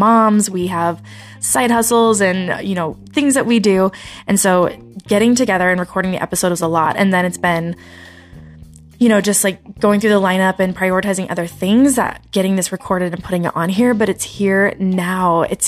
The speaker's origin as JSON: {"language": "English", "region": "Utah", "country": "United States", "tie": "born or raised there", "said": "growing up in Utah"}